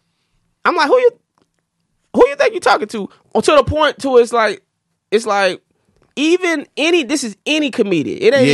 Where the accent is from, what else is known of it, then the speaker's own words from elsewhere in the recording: Florida, United States; hey, I'm a nigga from Florida at the end of the day.